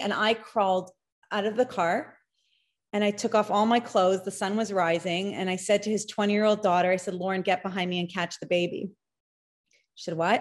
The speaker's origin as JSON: {"language": "English", "town": "Toronto", "region": "Ontario", "country": "Canada", "said": "I am actually from Toronto and I live there"}